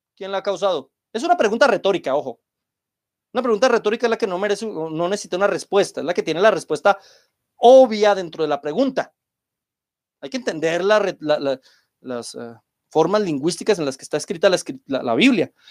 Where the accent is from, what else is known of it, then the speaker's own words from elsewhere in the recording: Colombia; en mi país, aquí en Colombia